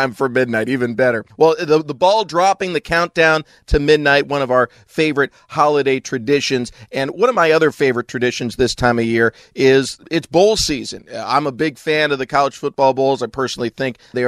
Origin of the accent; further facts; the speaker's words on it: West Coast, United States; moved away as an adult; now in Charlotte, United States; I grew up on the West Coast.